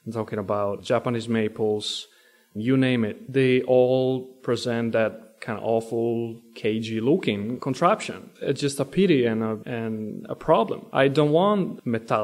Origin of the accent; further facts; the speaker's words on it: Italy; moved away as an adult; now in United States; I come from Italy, and I was raised there till the age of about 24.